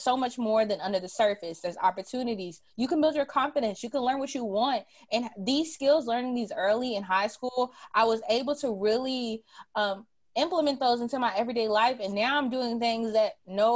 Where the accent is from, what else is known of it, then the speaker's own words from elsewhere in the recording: Louisville, Kentucky, United States; I'm from Louisville, not from Kentucky